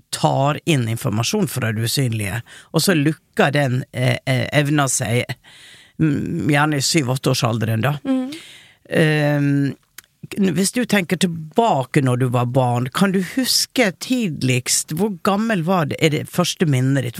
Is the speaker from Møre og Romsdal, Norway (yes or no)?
yes; Hareid, Møre og Romsdal, Norway; Jeg er fra Hareid